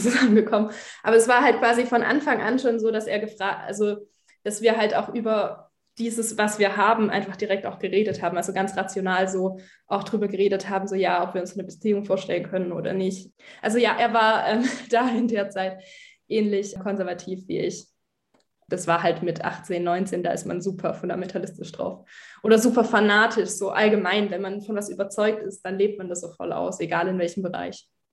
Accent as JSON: {"language": "German", "country": "Germany", "tie": "born or raised there", "said": "Bin in einer Freikirche aufgewachsen in Deutschland."}